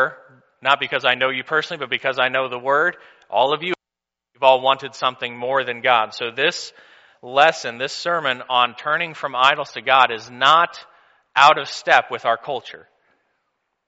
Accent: Missouri, United States; I'm from Missouri

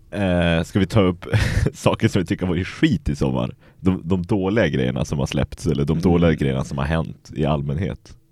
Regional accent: Skellefteå, Västerbotten County, Sweden; jag kommer från Skellefteå

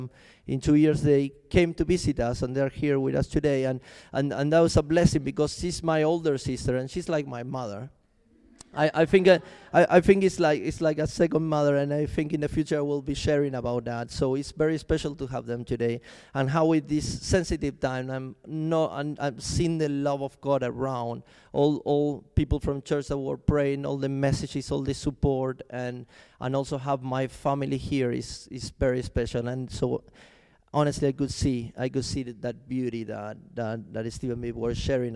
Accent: Argentina; also born or lived in Chile; now in London, United Kingdom; I'm from Argentina, by the way, but I used to live in Chile before I came to London

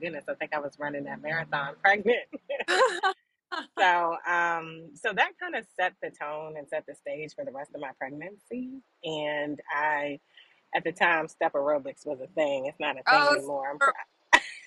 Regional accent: Hyattsville, Maryland, United States; moved away as an adult; now in Atlanta, United States; So I'm from Maryland, Hyattsville, Maryland

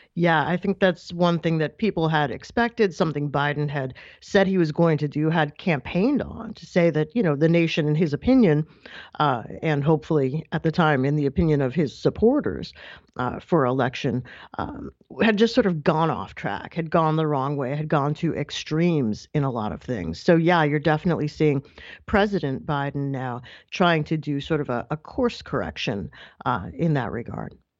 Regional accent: New York, United States; also born or lived in Massachusetts; I'm, I'm from New York

